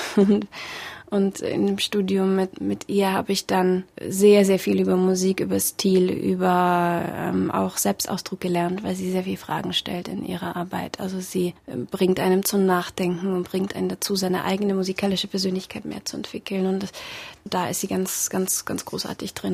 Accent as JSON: {"language": "German", "country": "Germany", "tie": "born or raised there", "also_born_or_lived": "Russia / Berlin", "said": "Ich bin schon mit acht Jahren nach Deutschland gekommen und ähm, ja, war da noch ein Kind"}